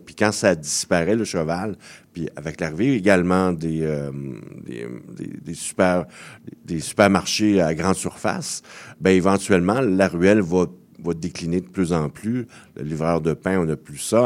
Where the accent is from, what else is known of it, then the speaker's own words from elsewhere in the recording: Montreal, Quebec, Canada; je suis né à Montréal-Nord